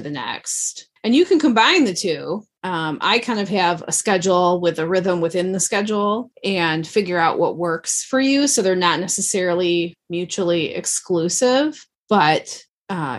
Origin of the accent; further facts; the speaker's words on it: Midwest, United States; moved away as an adult; also born or lived in the South (US); we moved from the South back home to the Midwest